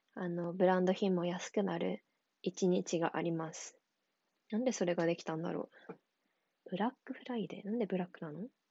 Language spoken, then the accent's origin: Japanese; Tokyo, Japan; 私は東京に住んで、まあ、生まれ育ってきたので